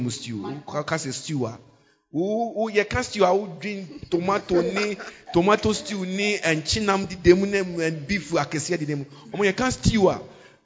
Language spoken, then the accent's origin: English; Ghana; So we are Ghanaian.